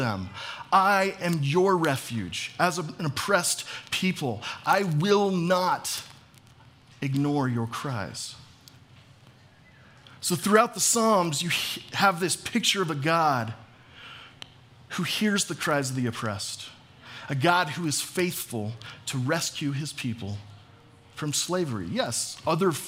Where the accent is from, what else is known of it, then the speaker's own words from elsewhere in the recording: United States; as American evangelical Christians